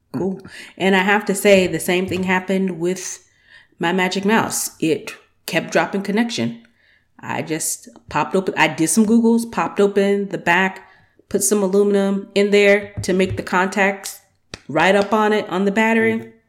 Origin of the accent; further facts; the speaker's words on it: Georgia, United States; also born or lived in Atlanta; I'm from Georgia